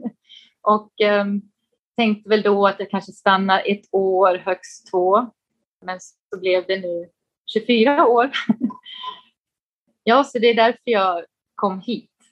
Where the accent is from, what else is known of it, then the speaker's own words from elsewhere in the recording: Falun, Dalarna County, Sweden; moved away as an adult; also born or lived in Stockholm; now in Beijing, China; jag kommer från, eh, från Dalarna, Falun, men eh, jag skulle nog ändå säga att Stockholm känns som hemma, för det var där jag pluggade